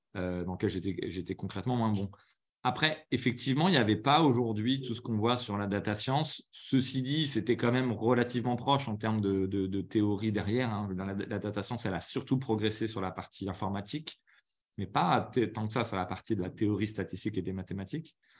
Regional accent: Paris region, Île-de-France, France; also born or lived in Lyon / Normandy; je suis né à Lyon, après j'ai vécu en Normandie. Ensuite, l'essentiel de mon enfance, c'était quand même en région parisienne. Je suis arrivé quand j'avais 8 ans

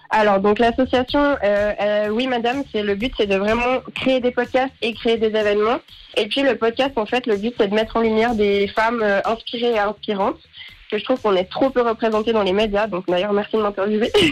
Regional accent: Lausanne, Vaud, Switzerland; je viens de Lausanne

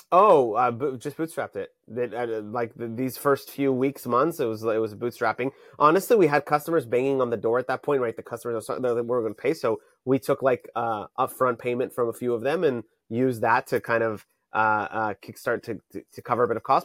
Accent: Tel Aviv, Tel Aviv District, Israel; now in Santa Monica, United States; I'm currently based in Santa Monica, California, but I'm originally from, uh, Tel Aviv, Israel.

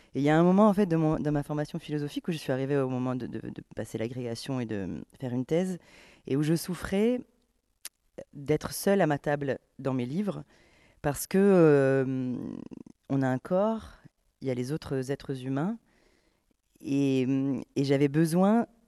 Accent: Camargue, Provence-Alpes-Côte d'Azur, France; j'ai grandi en Camargue

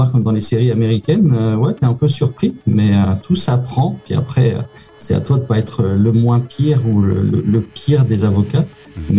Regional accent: Canada; now in France; je suis canadien, donc ça n'empêche pas de quitter le Canada.

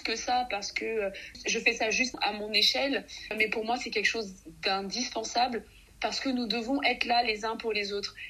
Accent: Mali; je suis native du Mali

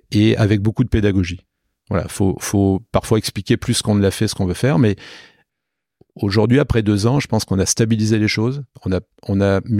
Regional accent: Nîmes, Occitania, France; also born or lived in Paris; now in Toulon, France; De Nîmes. Voilà. Donc euh, chez moi dans le Gard

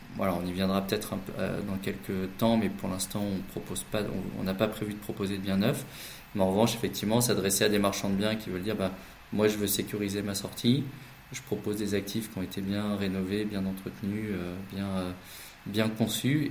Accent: the Nord, Hauts-de-France, France; now in Paris, France; on est du Nord et on habite à Paris

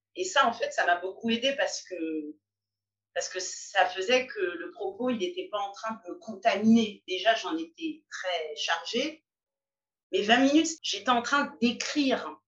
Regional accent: Paris, Île-de-France, France; je suis une Parisienne de 44 ans.

